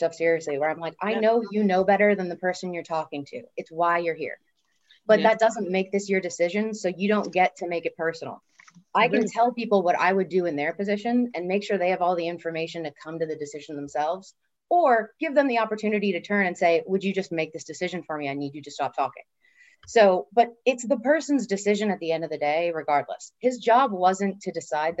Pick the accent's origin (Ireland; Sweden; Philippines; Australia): Ireland; Dublin, Leinster; moved away as an adult; now in Los Angeles, United States; I wasn't born there, but I'm going to say I'm from Dublin, Ireland, where I pretty much spent most of my life and grew up all the formative years.